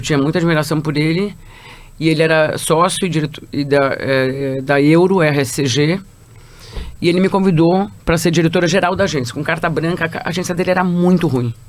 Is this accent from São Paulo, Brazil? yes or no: yes; São Paulo, Brazil; Eu sou de São Paulo